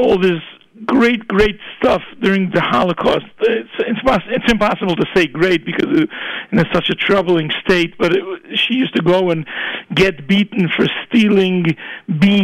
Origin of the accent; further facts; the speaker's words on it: New York City, New York, United States; I grew up in Borough Park and we were the only Jews on the block where we lived